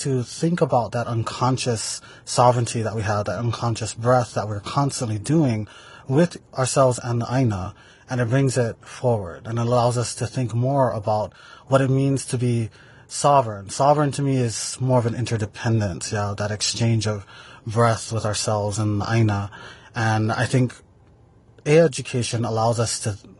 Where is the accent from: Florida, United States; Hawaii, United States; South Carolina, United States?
Hawaii, United States; Maui; I am from the island of Maui, from the ahupua'a of Nawai Eha